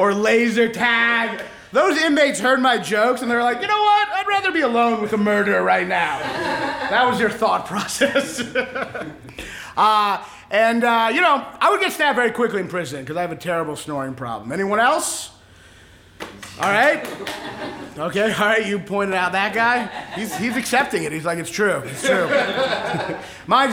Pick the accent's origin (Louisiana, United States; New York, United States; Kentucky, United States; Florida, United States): Kentucky, United States; I'm a Jew from Kentucky